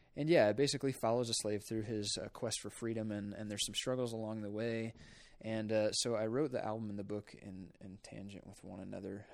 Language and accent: English; Polo, Illinois, United States; I'm from northern Illinois, a small town called Polo